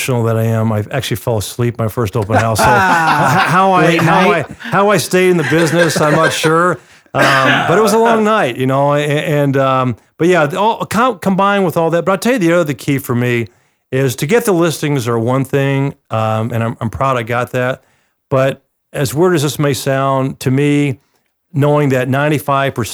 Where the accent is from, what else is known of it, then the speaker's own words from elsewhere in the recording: Atlanta, Georgia, United States; now in Arizona, United States; I grew up in Atlanta